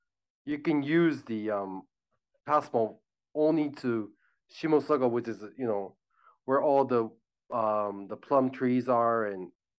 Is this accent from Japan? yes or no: yes; Japan; English is a second language; also born or lived in United States; Actually, I was born here in Japan, and at age six, I graduated kindergarten here in Japan, and at age six, I moved to the United States for 10 years.